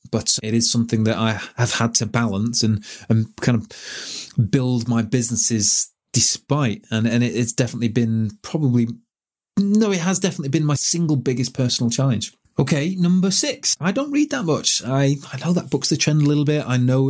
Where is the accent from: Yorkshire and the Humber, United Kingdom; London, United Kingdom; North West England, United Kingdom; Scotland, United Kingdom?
North West England, United Kingdom; Manchester; when you're from Manchester and you grew up in Manchester and all that was happening, that was a really exciting time to be in Manchester.